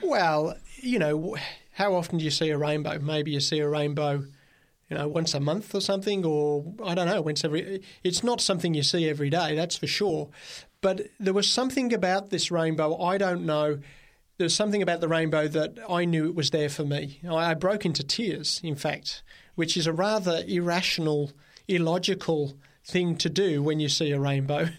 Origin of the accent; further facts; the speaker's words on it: Birmingham, West Midlands, United Kingdom; now in Australia; I grew up in Birmingham, England